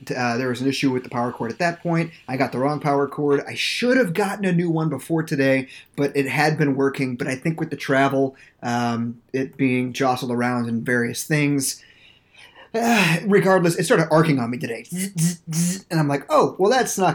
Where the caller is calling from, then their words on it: St. Petersburg, Florida, United States; I am recording live from St. Petersburg, Florida